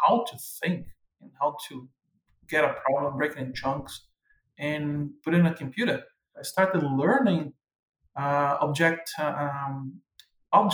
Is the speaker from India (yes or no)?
no; Brazil; first language Portuguese; English is a second language; moved away as an adult; also born or lived in Angola / Portugal; now in Canada; coming from a country like Brazil